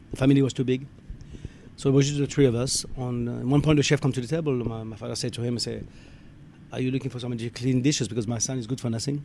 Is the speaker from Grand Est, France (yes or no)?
yes; Alsace, Grand Est, France; moved away; I'm from France, uh, northeast part of France in Alsace.